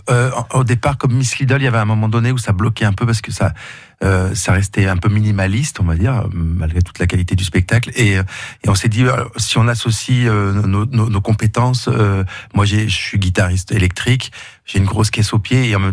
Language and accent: French; Drôme, Auvergne-Rhône-Alpes, France; Oui, la région de Rome, sud de Rome.